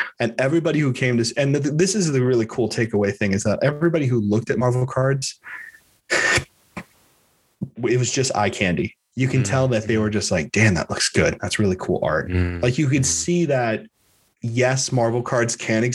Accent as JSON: {"language": "English", "town": "Miami", "region": "Florida", "country": "United States", "said": "I'm from Miami"}